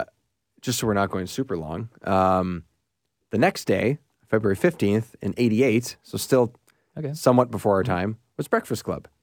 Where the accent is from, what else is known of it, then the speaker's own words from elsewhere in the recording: Canada; So. As the Canadian guys, and just in general, Mighty Ducks.